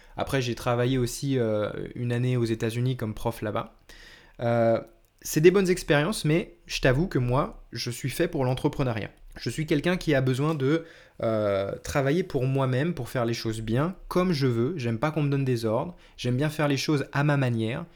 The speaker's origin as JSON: {"language": "French", "country": "France", "said": "je suis français aussi"}